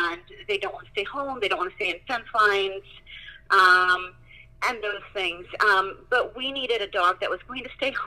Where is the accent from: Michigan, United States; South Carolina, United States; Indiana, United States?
Indiana, United States; I am from Indiana